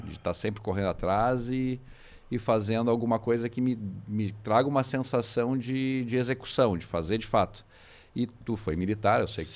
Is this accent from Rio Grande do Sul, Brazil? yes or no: yes; Viamão, Rio Grande do Sul, Brazil; now in Porto Alegre, Brazil; nasci em Porto Alegre, mas me criei em Jamó, acabei retornando aqui para o Rio Grande do Sul